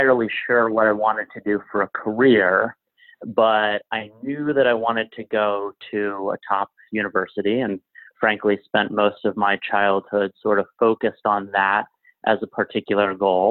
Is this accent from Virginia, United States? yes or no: yes; Alexandria, Virginia, United States; moved away as an adult; now in New York City, United States; I grew up in Alexandria, Virginia, which is a city of about 150,000 people next to Washington, D.C.